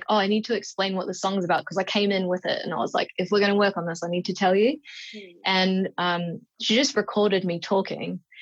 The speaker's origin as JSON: {"language": "English", "country": "New Zealand", "said": "I'm from New Zealand"}